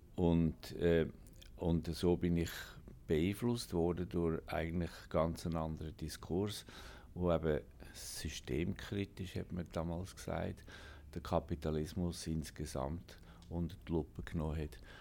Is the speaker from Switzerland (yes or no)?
yes; Alpnachdorf, Obwalden, Switzerland; moved away as an adult; also born or lived in Germany / United States; now in Basel, Switzerland; Ich bin ein waschechter Obwaldner in Alpnachdorf aufgewachsen